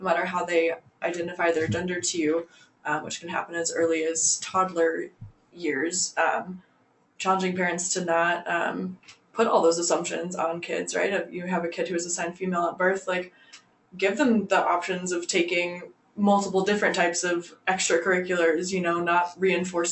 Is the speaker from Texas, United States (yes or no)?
yes; Texas, United States; I grew up in Texas already.